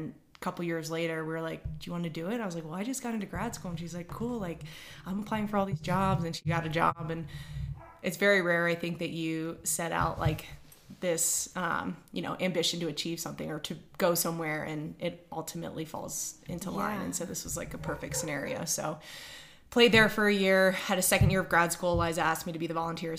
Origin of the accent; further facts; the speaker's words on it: Annapolis, Maryland, United States; now in Denver, United States; I'm from Annapolis, Maryland. Many, many people play lacrosse and know that as the capital of the lacrosse world, Annapolis, Baltimore. So grew up with a stick in my hand